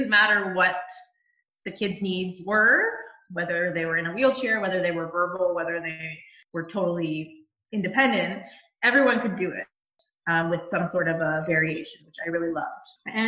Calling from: Bowmanville, Ontario, Canada; I am in Bowmanville, Ontario, working from my office this morning.

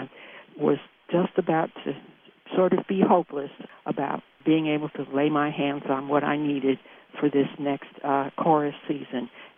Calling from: Martinsville, Virginia, United States; I'm calling from Martinsville, Virginia.

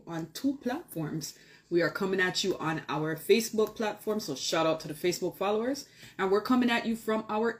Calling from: Toronto, Ontario, Canada; Toronto, Ontario, Canada. And it is Monday evening.

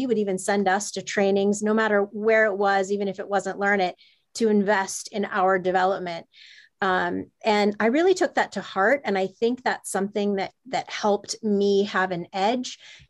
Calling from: London, United Kingdom; also born or lived in San Francisco, United States; Yes, I'm dialing in from London. I moved here from San Francisco after 15 amazing years in San Francisco about a year ago to start my family

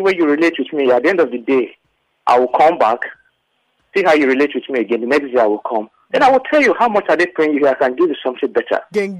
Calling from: Abeokuta, Ogun State, Nigeria; I'm calling you from Abeokuta.

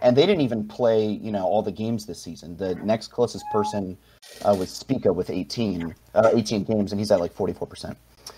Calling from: Arlington, Virginia, United States; Calling from Arlington, Virginia, right outside Washington, D.C.

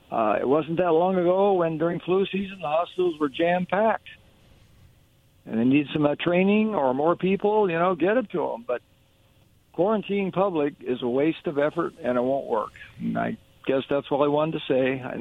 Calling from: Hermiston, Oregon, United States; uh, calling from uh, Hermiston, Oregon.

